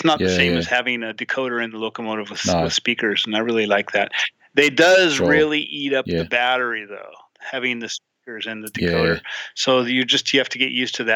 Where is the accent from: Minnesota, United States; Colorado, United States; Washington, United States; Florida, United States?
Washington, United States; Mount Vernon; my hometown of Mount Vernon, Washington